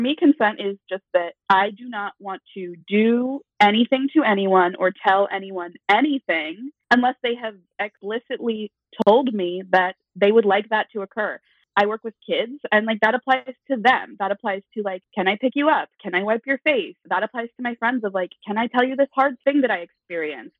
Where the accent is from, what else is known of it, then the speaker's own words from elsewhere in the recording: Eastern Washington, United States; I grew up in Eastern Washington